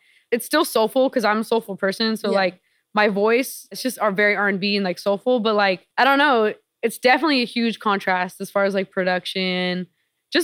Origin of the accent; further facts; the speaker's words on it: Norwalk, California, United States; I just love like LA. You know, it's where I'm from